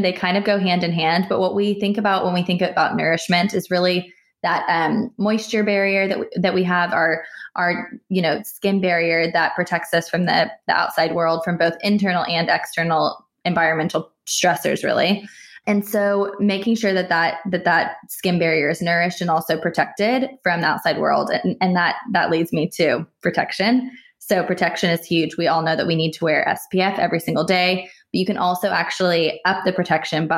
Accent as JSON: {"language": "English", "country": "United States", "said": "I'm American"}